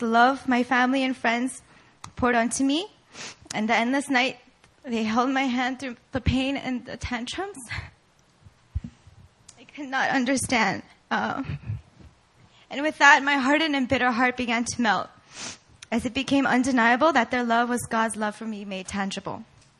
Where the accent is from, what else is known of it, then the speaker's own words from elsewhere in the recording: South Korea; also born or lived in Virginia, United States; I was born in Virginia, but I spent most of my years growing up here in Korea at an international school.